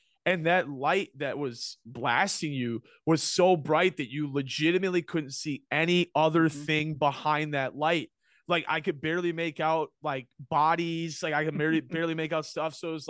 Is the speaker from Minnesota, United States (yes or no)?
yes; Minneapolis, Minnesota, United States; In Cub Scouts growing up in Minneapolis, we had a bit where you'd go to the Twins game.